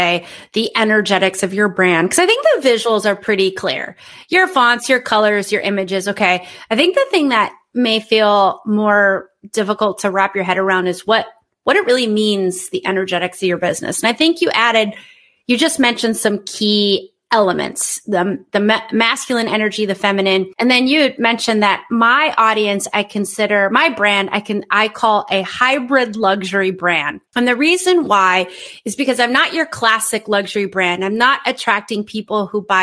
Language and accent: English; United States; moved away as an adult; as an American who lives abroad